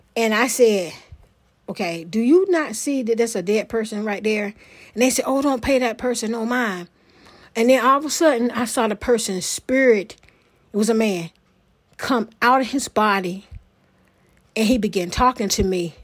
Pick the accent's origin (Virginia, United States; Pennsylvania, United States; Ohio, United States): Virginia, United States; Portsmouth; moved away; my hometown, Portsmouth, Virginia